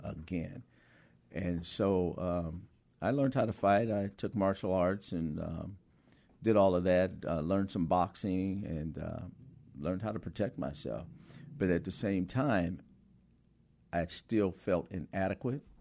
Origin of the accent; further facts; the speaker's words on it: High Point, North Carolina, United States; growing up in High Point in the sixties